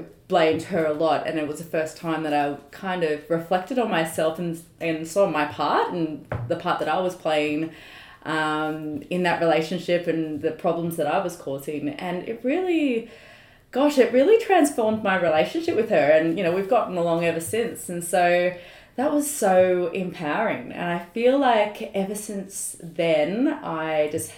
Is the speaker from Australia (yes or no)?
yes; Sydney, New South Wales, Australia; also born or lived in London; Born and raised in the Northern Beaches, though I did spend about 4 years living in London at some point